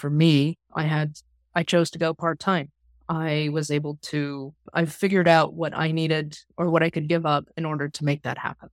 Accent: Kansas, United States; I'm a Midwesterner born and raised here in Kansas

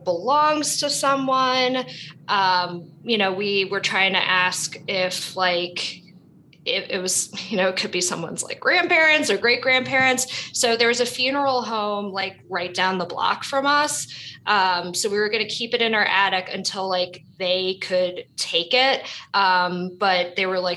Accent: New York City, New York, United States; I was born and raised in Brooklyn, New York

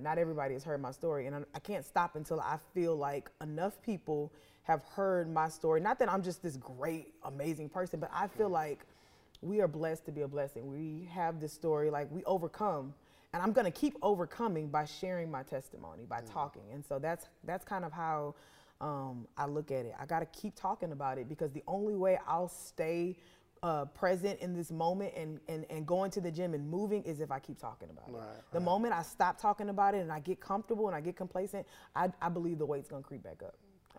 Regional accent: the South, United States; Because I mean, I'm from the South, so let me grieve with food.

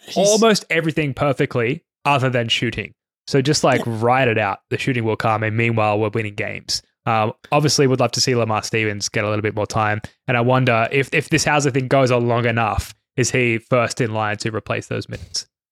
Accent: Australia; a couple of Aussies

